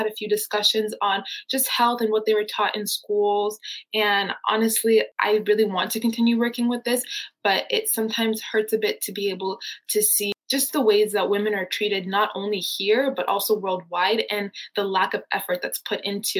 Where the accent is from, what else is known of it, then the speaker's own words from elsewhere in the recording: Nairobi, Kenya; now in Arizona, United States; growing up in Nairobi, Kenya